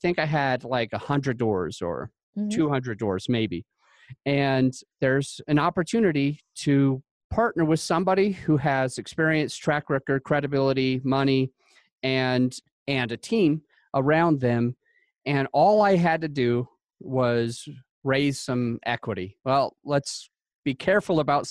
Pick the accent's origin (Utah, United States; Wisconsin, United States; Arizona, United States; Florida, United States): Utah, United States; I grew up in Utah